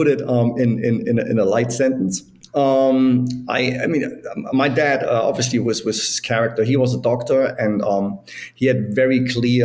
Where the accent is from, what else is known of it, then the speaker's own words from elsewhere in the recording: East Germany, Germany; moved away; I was born in East Germany. So as everyone knows, Germany was separated for 40 years. So I grew up in the communist part.